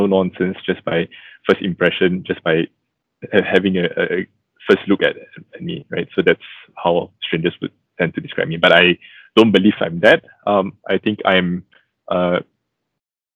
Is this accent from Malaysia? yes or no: yes; Malaysia; a second-generation Christian, born and bred in Malaysia